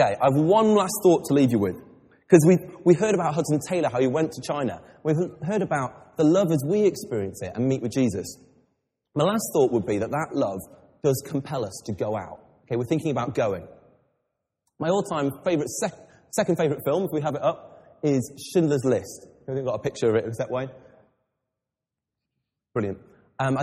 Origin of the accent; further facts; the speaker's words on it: England, United Kingdom; I'm English